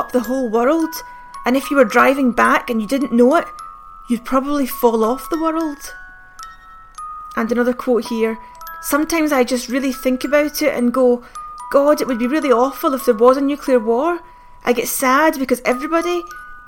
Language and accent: English; Glasgow, Scotland, United Kingdom; me in Glasgow in the 80s